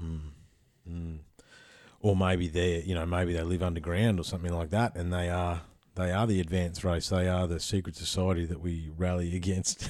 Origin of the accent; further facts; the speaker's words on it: Ballarat, Victoria, Australia; also born or lived in Papua New Guinea; I grew up in Ballarat. That's a gold town